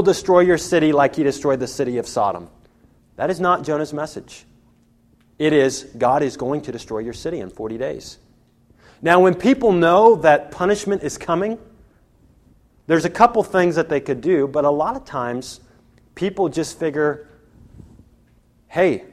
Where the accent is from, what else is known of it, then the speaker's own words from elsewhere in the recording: United States; I'm an American, and I'm a Christian